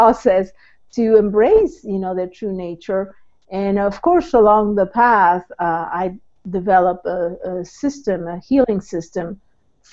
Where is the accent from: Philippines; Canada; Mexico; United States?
Mexico; moved away; I was born in Mexico, so I'm a transplant.